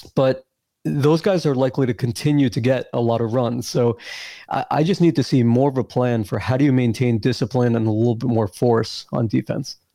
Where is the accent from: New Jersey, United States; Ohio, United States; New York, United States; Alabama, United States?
New York, United States; I grew up in New York